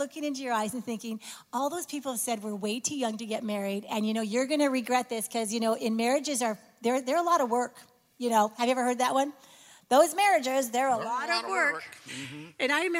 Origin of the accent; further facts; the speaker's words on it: Canada; I'm from Canada, and he's from Michigan, but we met in Dallas.